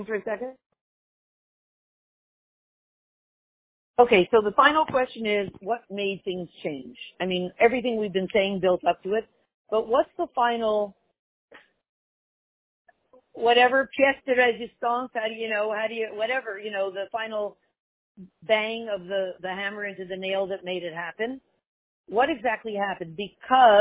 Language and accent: English; Montreal, Quebec, Canada; When I grew up in Montreal